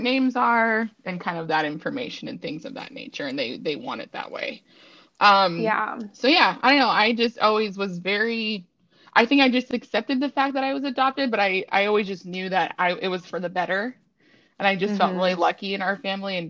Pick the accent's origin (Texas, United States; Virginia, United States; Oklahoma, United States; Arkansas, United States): Virginia, United States; Richmond; I was born in Richmond, Virginia